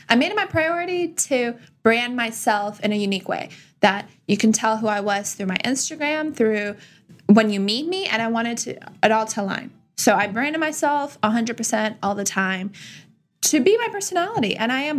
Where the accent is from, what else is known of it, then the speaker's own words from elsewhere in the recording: Russia; now in United States; I come from Russia. So our culture is just peacocking all day, every day for women.